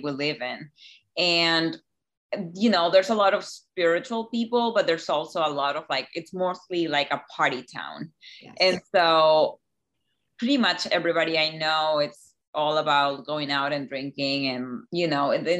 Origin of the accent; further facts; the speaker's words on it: Chile; moved away as an adult; now in Key West, United States; I grew up in Chile